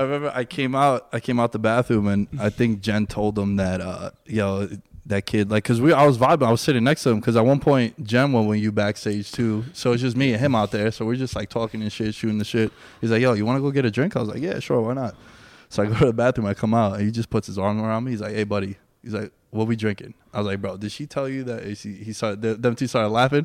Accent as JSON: {"language": "English", "region": "New York", "country": "United States", "tie": "born or raised there", "said": "I'm born and raised in New York"}